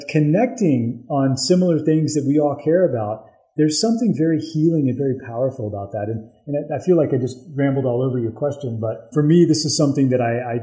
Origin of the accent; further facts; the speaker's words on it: the South, United States; I grew up in the South